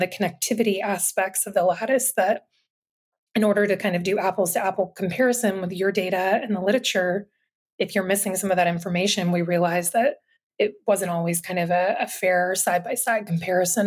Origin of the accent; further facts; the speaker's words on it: Atlanta, Georgia, United States; moved away as an adult; also born or lived in North Carolina; I'm from the Atlanta area originally and went to Georgia Tech for undergrad